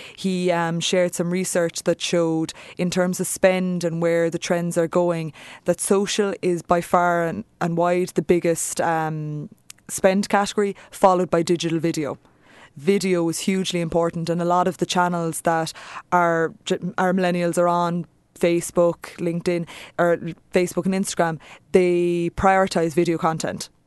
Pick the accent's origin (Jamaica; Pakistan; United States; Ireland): Ireland; we're Irish, we're storytellers